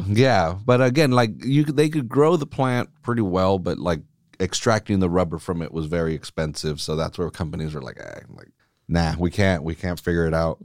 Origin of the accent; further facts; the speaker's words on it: United States; I say we as American, I'm not British